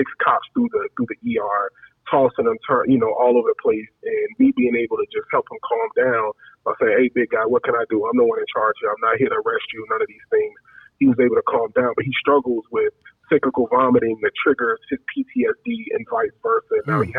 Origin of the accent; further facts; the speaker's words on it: Chicago, Illinois, United States; I'm, you know, born and raised on Chicago South Side.